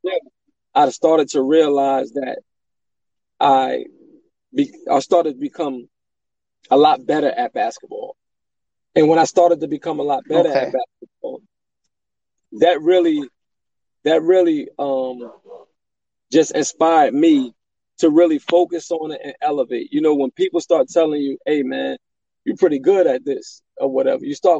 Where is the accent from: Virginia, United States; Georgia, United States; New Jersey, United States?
New Jersey, United States; Elizabeth; I'm from Elizabeth, New Jersey, born and raised.